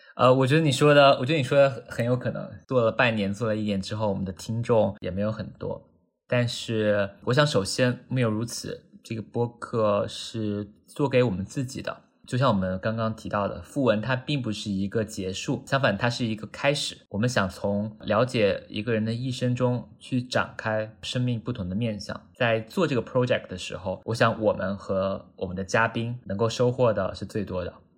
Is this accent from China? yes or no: yes; Wuhan, Hubei, China; now in New York, United States; 我来自武汉，现在生活在纽约，在一家小的银行做关于股票衍生品相关的工作